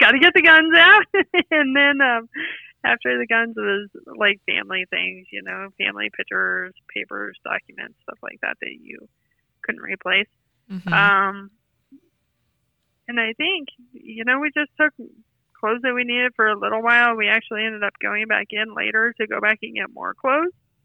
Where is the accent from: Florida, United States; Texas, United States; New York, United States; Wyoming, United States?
Wyoming, United States; Dubois; I grew up in Du Bois, and I went